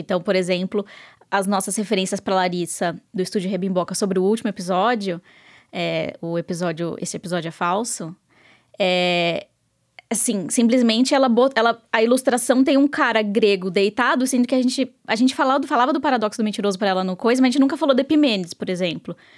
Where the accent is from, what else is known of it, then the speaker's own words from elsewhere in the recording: Sorocaba, São Paulo, Brazil; diretamente de Sorocaba, minha terrinha